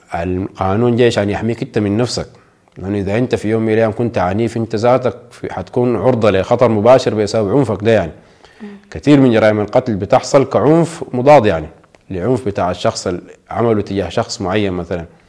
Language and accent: Arabic; Sudan; ونحن كشعب سوداني